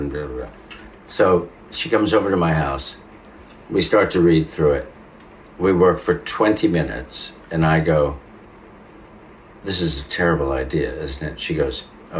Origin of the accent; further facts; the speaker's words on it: Italy; accent: Italian; English is a second language; So there are times, even when I hear my own Italian accent, I go, oh, no.